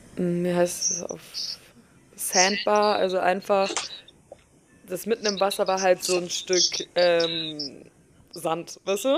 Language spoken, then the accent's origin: German; Germany; mit was für einem krassen Status wir halt auch äh, als Deutsche aufwachsen